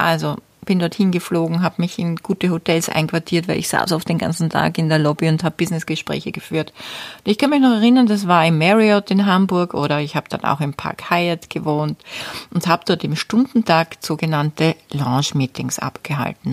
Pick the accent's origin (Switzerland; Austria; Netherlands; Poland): Austria; bei uns in Österreich